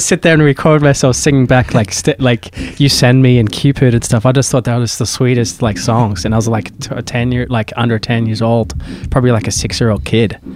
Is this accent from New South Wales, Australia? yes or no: yes; Sydney, New South Wales, Australia; moved away as an adult; now in United States; where I grew up in Sydney, which is like Manly, Warringah area, in the Northern Beaches.